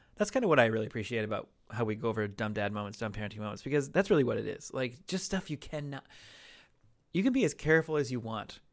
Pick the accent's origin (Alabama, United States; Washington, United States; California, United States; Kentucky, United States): Washington, United States; Seattle; now in Los Angeles, United States; growing up in Seattle